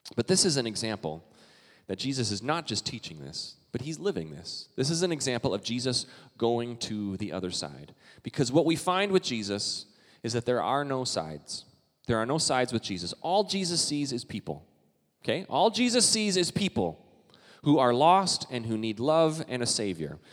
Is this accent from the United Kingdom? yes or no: no; Canada; now in United States; I'm Canadian